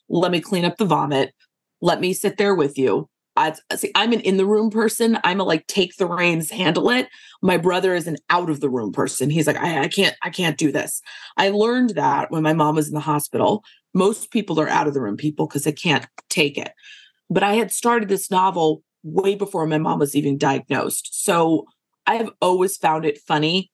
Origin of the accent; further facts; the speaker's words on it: Northeast, United States; moved away as an adult; also born or lived in Lowcountry, South Carolina / Charleston, South Carolina / New York; now in South Carolina, United States; I grew up in the Northeast